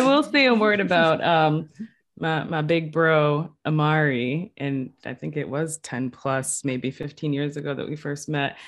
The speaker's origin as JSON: {"language": "English", "town": "New Bedford", "region": "Massachusetts", "country": "United States", "tie": "born or raised there", "also_born_or_lived": "Puerto Rico", "moved": "as an adult", "lives_now": "Boston, United States", "said": "I was gonna go back home to New Bedford and, um, work at a startup nonprofit that was helping young people. And so I went back to my hometown"}